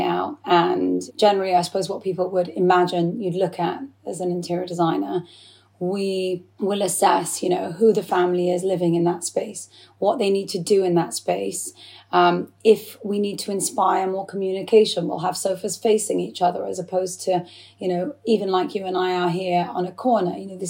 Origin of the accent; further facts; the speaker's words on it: England, United Kingdom; to me, I feel just as English as I do Iraqi. I have a, you know, fully Iraqi background. Both my parents are Iraqi. I feel 100% Iraqi and 100% English